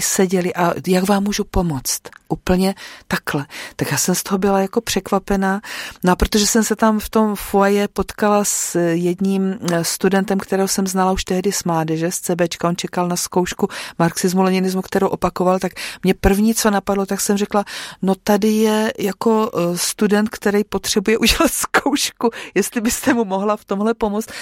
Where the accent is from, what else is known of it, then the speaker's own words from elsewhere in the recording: Dambořice, South Moravian Region, Czechia; moved away as an adult; now in Neslovice, Czech Republic; narodila jsem se v Dambořicích, možná někdo tu obec bude znát, protože eh, se tam dlouhodobě těžila ropa zemní plyn, který tam byl objevený nějak na přelomu 80. a 90. let, tak tam jsem vyrůstala.